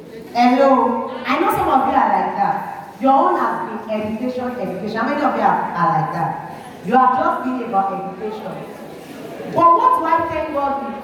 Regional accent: Osun, Nigeria; moved away as an adult; now in Delta State, Nigeria; I used to be from Osun State, but I am now from Delta State.

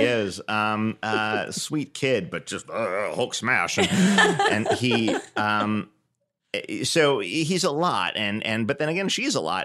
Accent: New York, United States; growing up in New York

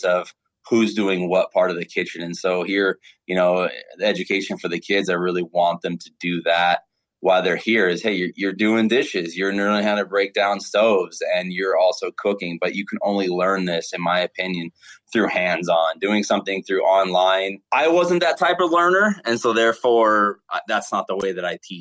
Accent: Santa Clarita, California, United States; I grew up in a place called Santa Clarita, California. It's about an hour north of LA.

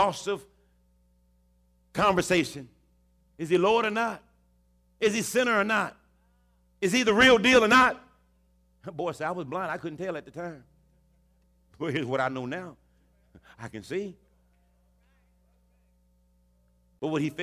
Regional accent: Houston, Texas, United States; in Texas and Houston, particularly my hometown city

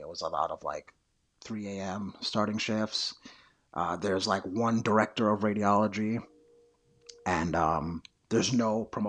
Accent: New York City, New York, United States; I grew up in New York City, and I remember love going to FAO Schwartz.

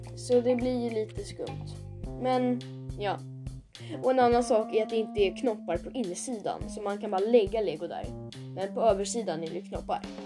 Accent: Sweden; vi som är svenskar

